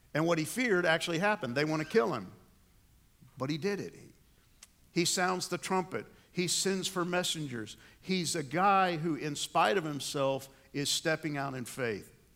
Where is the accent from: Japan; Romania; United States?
United States; New York; moved away; I grew up in New York. I moved there when I was four years old, and I spent all my school years in New York.